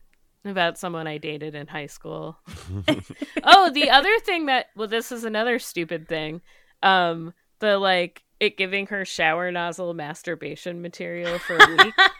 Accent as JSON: {"language": "English", "region": "Connecticut", "country": "United States", "tie": "born or raised there", "said": "I grew up in Fairfield County, so fully my the world I grew up in."}